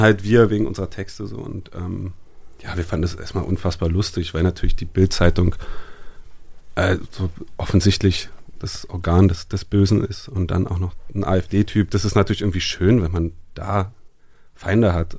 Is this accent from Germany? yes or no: no; France; ich bin Franzose